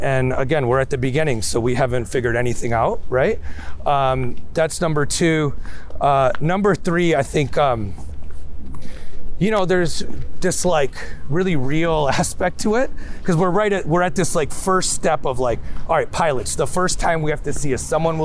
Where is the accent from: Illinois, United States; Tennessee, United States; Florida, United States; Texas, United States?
Illinois, United States; Chicago; my parents lived in Chicago at the time